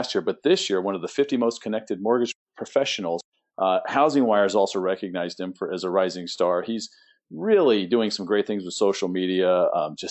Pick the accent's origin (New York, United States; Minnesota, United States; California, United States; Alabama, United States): California, United States; now in Tampa, United States; my home state of California